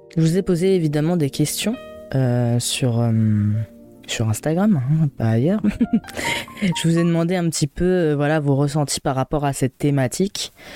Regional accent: Troyes, Grand Est, France; moved away as an adult; also born or lived in Reims; c'est là où j'ai grandi, je connais tout le monde et tout ça. Sauf qu'en fait, ben, sincèrement, tous ceux que je connais de mon lycée, de mon collège, sont partis de trois

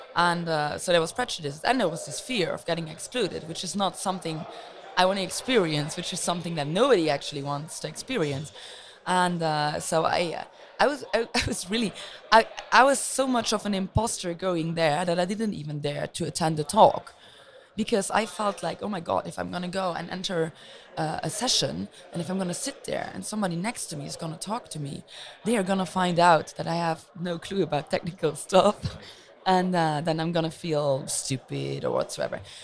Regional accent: Luxembourg; I'm originally from Luxembourg, which is a very small country

